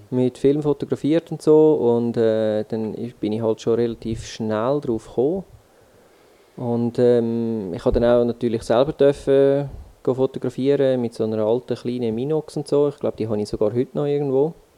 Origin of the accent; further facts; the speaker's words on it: Switzerland; accent: Swiss German dialect; sicher Deutschschweiz und auf Schweizer Mundart